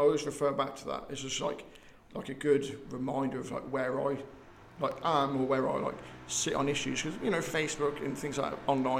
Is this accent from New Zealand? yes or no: no; England, United Kingdom; also born or lived in United States; since obviously I grew up here in England, lived in America for the last 10 years, I say I'm black.